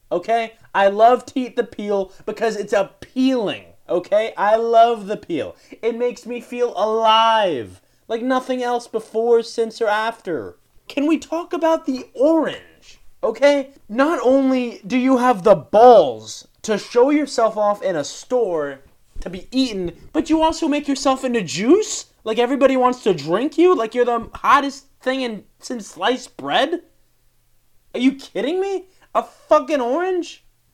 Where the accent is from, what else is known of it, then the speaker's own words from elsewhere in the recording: Ohio, United States; I'm from Ohio. I fucking hate strawberries. You think because I'm from Ohio I like strawberries?